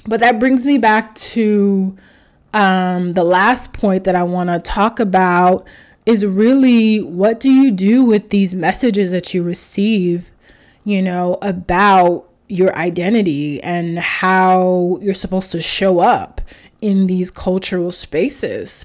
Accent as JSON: {"language": "English", "country": "United States", "tie": "born or raised there", "said": "I was raised in America, but I was raised Haitian"}